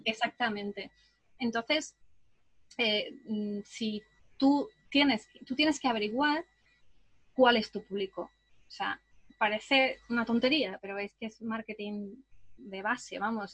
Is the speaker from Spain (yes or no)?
yes; southern Spain, Spain; also born or lived in England; aunque me siento un poco más española porque he pasado más parte de mi vida aquí en el sur de España